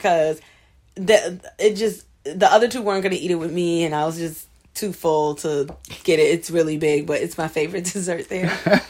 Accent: New York City, New York, United States; moved away as an adult; also born or lived in Boston; I grew up in New York City

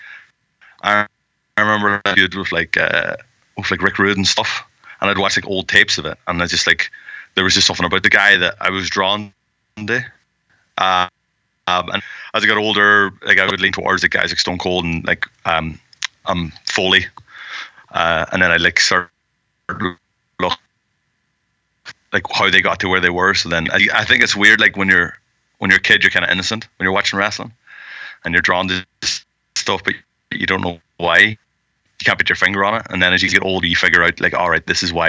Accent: Ireland; I'm from Ireland

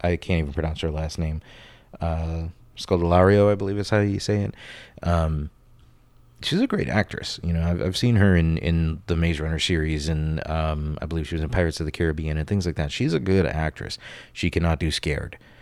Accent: Florida, United States; Growing up in Florida

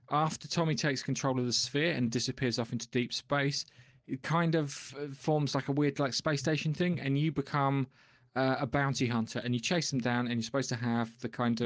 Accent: England, United Kingdom; I'm English

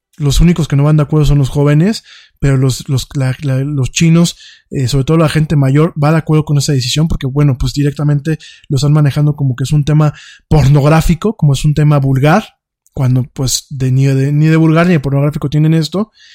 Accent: Mexico; aquí en México

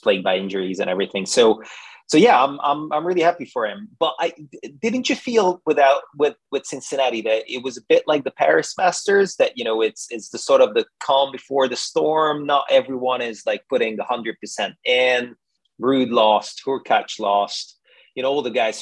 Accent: Budapest, Hungary; moved away as an adult; also born or lived in London; now in United Kingdom; I'm Hungarian. I'm from Budapest

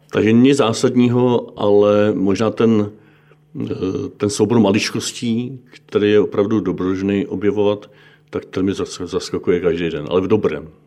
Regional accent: Bohemia, Czechia; protože u nás v Čechách i v, na tom západě je katolická církev velmi často nebo až na nějaké výjimky nejpočetnější

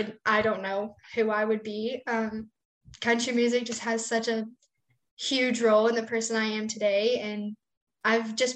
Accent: West Texas, United States; Growing up in West Texas

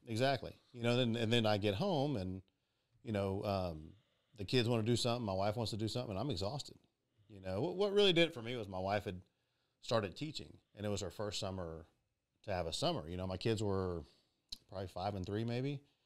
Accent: Pearland, Texas, United States; born and raised in Pearland, Texas.

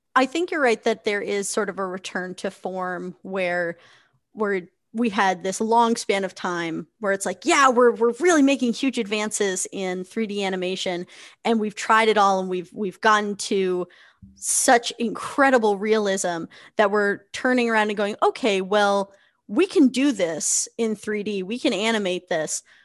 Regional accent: New Hampshire, United States; also born or lived in Connecticut; I am a puppeteer from New Hampshire, which is on the east coast

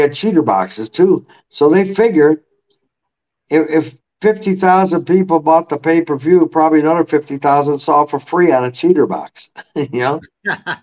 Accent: Williamsville, New York, United States; I grew up in Williamsville

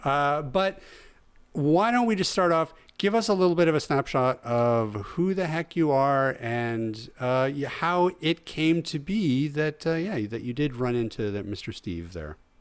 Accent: Mackenzie, British Columbia, Canada; moved away; I lived in Mackenzie for, like, yeah, from grade one to grade twelve.

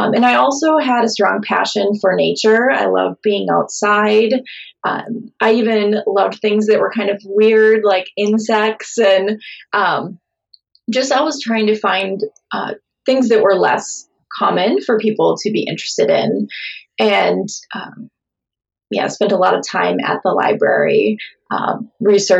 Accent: southeastern Minnesota, United States; also born or lived in Mount Pleasant, Michigan / St. Paul, Minnesota; So I grew up in southeastern Minnesota, and I still live in Minnesota. I live in St. Paul, Minnesota.

